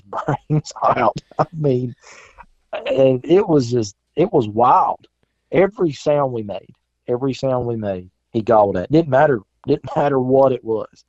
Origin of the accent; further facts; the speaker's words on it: South Carolina, United States; moved away as an adult; I grew up in South Carolina, moved here five years ago